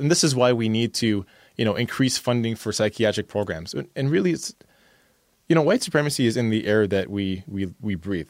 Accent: Canada; somebody who is born in Canada and is a person of color

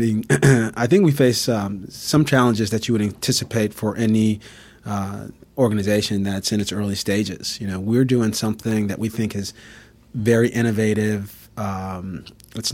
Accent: Bridgeport, Connecticut, United States; So for me personally, I grew up in Bridgeport, Connecticut. I grew up in subsidized housing.

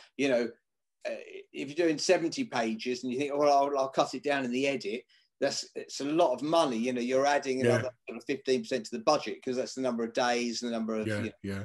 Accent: Billericay, East of England, United Kingdom; also born or lived in Ilford; now in Muswell Hill, United Kingdom; I was born in Ilford. Yeah, moved out to Billericay

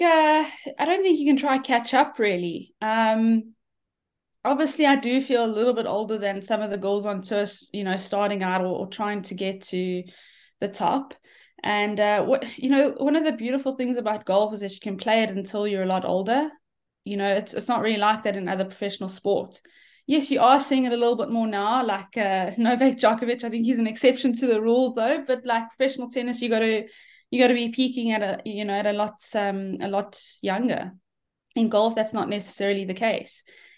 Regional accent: South Africa; Yeah, I mean, a great upbringing. It's South Africa is brilliant for golf.

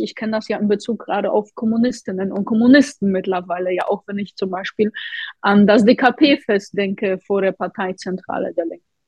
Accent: Poland; now in Hamburg, Germany; Ich komme ja selbst aus Polen

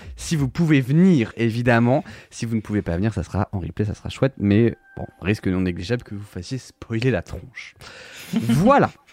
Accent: Brittany, France; En tant que breton

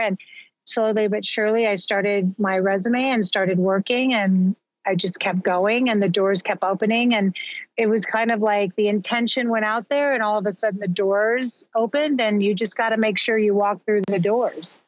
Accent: Albuquerque, New Mexico, United States; moved away as an adult; also born or lived in Southern California; I was born and raised in Albuquerque, New Mexico

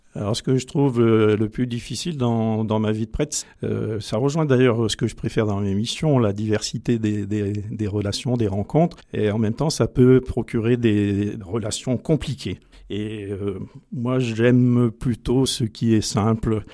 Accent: Valence, Auvergne-Rhône-Alpes, France; also born or lived in Beauce; je suis issu d'une vraie famille dromoise, puisque j'ai grandi après euh, au cœur de ma famille euh, large entre Valence et Barcelone

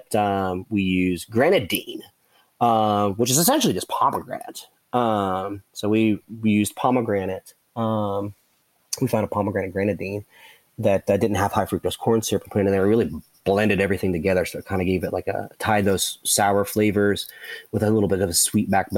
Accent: West Virginia, United States; we're the West Virginians are very, very proud of the state

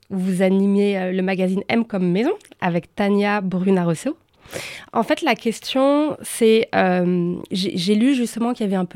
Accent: Paris, Île-de-France, France; je suis parisienne

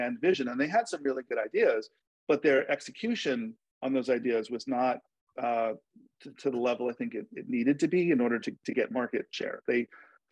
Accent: New York, United States; I grew up in New York

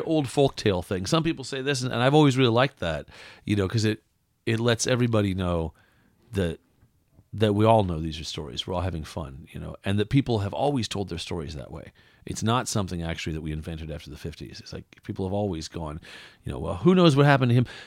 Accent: West Coast, United States; born or raised there; moved away; also born or lived in Iowa

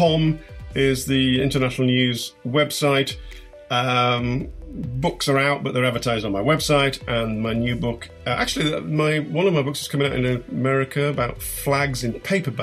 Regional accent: England, United Kingdom; also born or lived in Paris; I was living in Paris. I'm English

